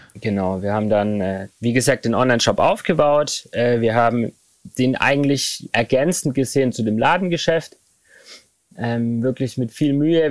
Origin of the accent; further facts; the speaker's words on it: Remseck, Baden-Württemberg, Germany; ich bin in Remseck aufgewachsen. Das ist äh, ein Ort zwischen Ludwigsburg und Stuttgart